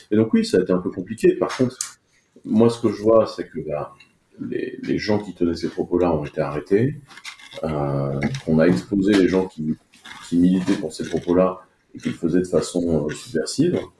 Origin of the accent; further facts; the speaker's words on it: France; en tant que Français, euh, vous n'êtes pas d'accord avec l'entreprise qui vous emploie